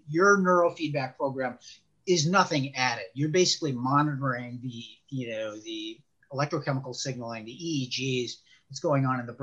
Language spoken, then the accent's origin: English; Chicago, Illinois, United States; moved away as an adult; now in Northern Virginia, United States; I was born and raised in Chicago.